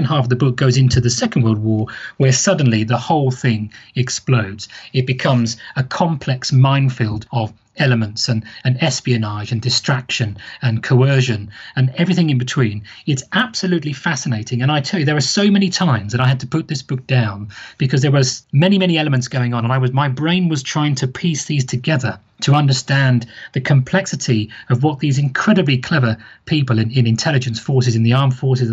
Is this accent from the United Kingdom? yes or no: yes; United Kingdom; I'm British